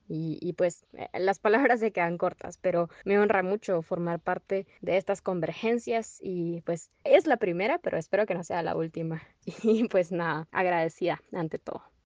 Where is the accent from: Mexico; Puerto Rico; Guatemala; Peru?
Guatemala; tengo 22 años y nací en Guatemala.